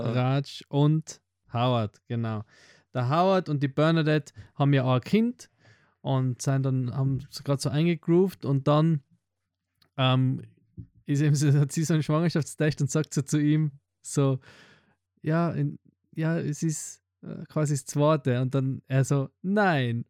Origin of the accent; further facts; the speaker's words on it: Tyrol, Austria; Bei uns in Tirol sind halt Hausgeburten